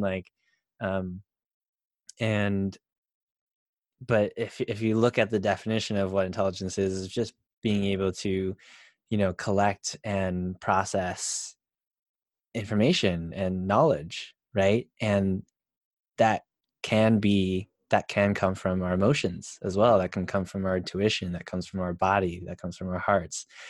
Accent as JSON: {"language": "English", "country": "United States", "said": "being Asian American"}